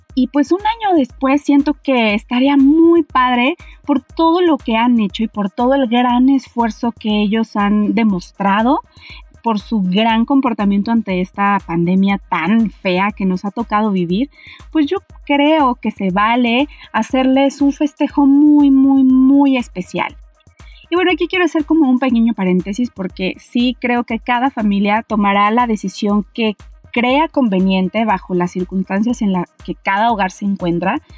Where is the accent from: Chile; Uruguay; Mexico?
Mexico; nosotros como mexicanos